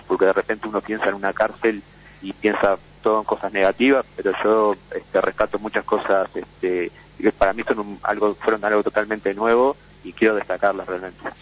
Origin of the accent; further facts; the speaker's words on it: Montevideo, Uruguay; soy de Montevideo